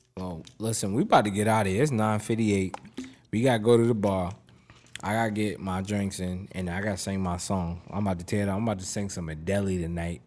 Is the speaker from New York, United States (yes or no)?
no; Boston, Massachusetts, United States; I'm from Mattapan.